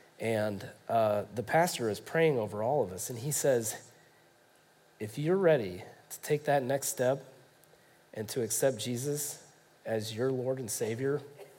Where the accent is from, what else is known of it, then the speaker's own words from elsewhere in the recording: Kansas City, United States; I grew up here in Kansas City, and my parents attend and still do to this day a Methodist church that they took us to on nearly a weekly basis.